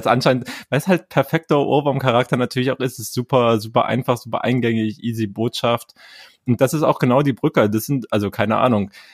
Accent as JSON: {"language": "German", "region": "East Germany", "country": "Germany", "said": "ich bin Ostdeutscher"}